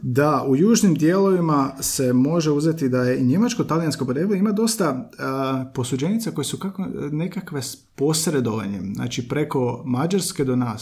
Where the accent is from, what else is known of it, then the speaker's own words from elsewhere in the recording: Slavonia, Croatia; ja sam Slavonac